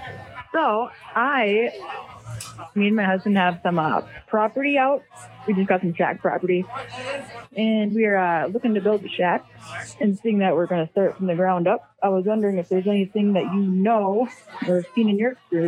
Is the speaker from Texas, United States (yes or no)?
no; Iron Range, Minnesota, United States; I'm from the Iron Range originally.